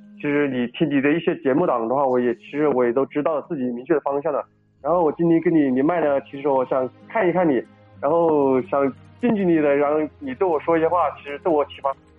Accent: Wuhan, Hubei, China; accent: Wuhan dialect; 我们那叫鲛鱼， 我们那叫， 用我们武汉话叫叫鲛鱼

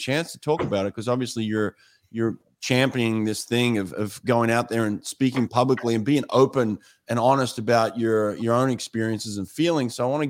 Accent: Australia; I'm Australian, so that's my flag back there.

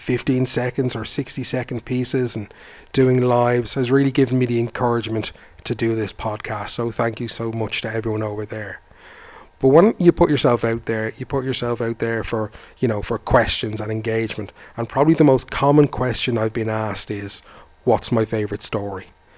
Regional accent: Ireland; I am a storyteller from Ireland.

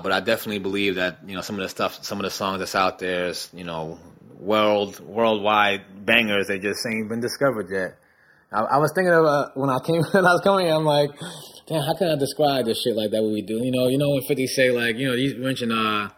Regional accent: New Jersey, United States; I'm from Jersey

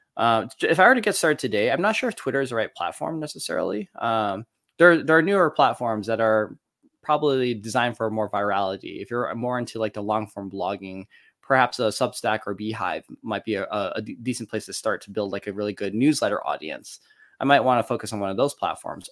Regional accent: Detroit, Michigan, United States; born and raised in Detroit, Michigan

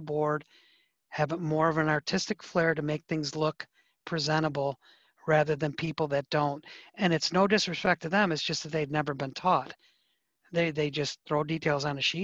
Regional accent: Detroit, Michigan, United States; I'm from Detroit

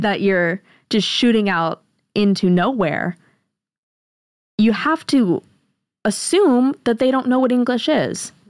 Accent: United States

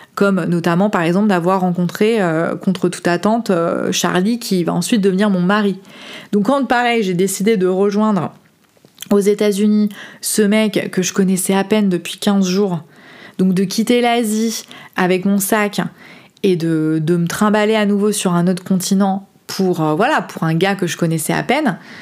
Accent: France; moved away as an adult; j'ai quitté la France à 30 ans pour aller voyager

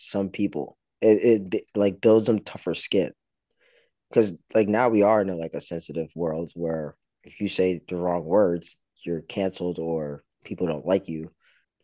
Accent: New York, United States; I was born in New York, so like when you go to New York schools, they're more about status

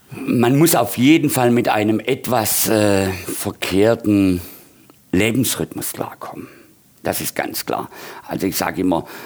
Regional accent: Baden-Württemberg, Germany; Aufgewachsen bin ich auf dem Land, auf dem Dorf. Und ähm, ein kleines Dorf bei Brackenheim, Theodor Heustadt, wahrscheinlich weniger bekannt, gehört zum Großraum Heilbronn.

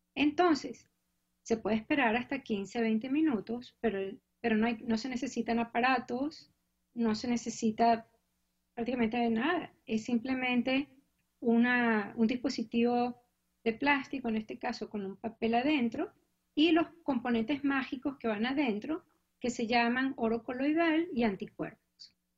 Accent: Venezuela; moved away as an adult; now in Cambridge, United States; Yo vine hace mucho tiempo a Estados Unidos a hacer mi posgrado en enfermedades tropicales. Yo soy graduada ucevista

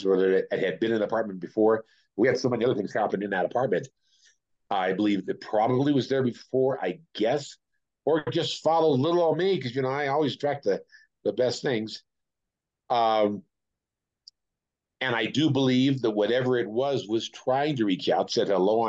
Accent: Oakland, California, United States; also born or lived in Las Vegas, Nevada; now in Taos, United States; I'm from Oakland, where we have rats

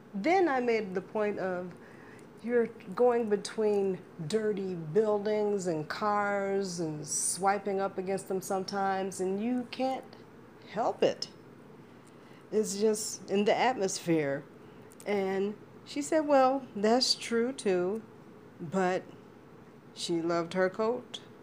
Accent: Chicago, Illinois, United States; being a Chicagoan

